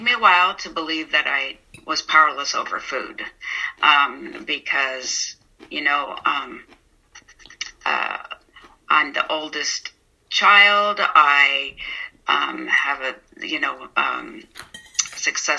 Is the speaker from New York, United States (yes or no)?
no; San Mateo, California, United States; now in Portland, United States; I grew up in San Mateo